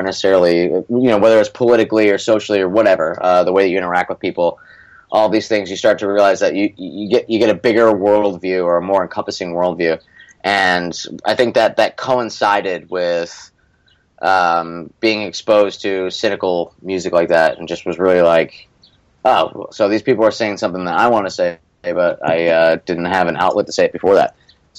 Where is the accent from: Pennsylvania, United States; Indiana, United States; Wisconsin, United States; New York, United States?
Pennsylvania, United States; Scranton; one of the parts of growing up in Scranton is that it's not a suburb of any other major city